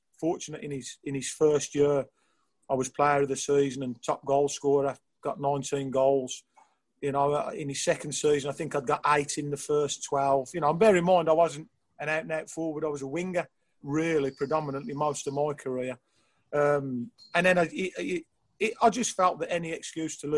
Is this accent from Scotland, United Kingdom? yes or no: no; Birmingham, West Midlands, United Kingdom; me being a Brummie and a Blues fan from years ago